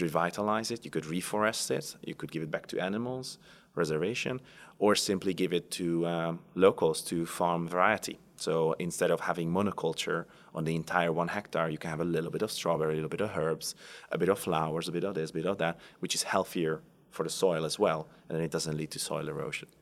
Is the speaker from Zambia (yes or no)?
no; Hungary; moved away; I come from Hungary. I was born on the border between Austria and Hungary, uh, so very close to the Austrian border